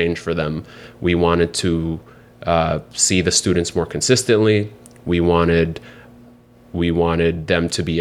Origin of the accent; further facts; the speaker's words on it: Seattle, Washington, United States; now in New York City, United States; I grew up in Seattle, grew up in only public housing my whole life